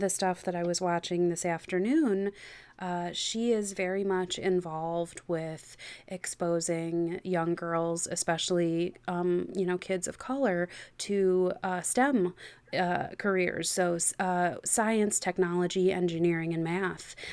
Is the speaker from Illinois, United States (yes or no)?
yes; just outside Chicago, Illinois, United States; I grew up just outside Chicago